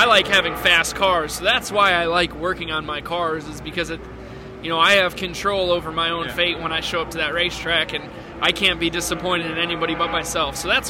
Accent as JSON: {"language": "English", "region": "Northeast", "country": "United States", "said": "Just because, I mean, I'm from the Northeast."}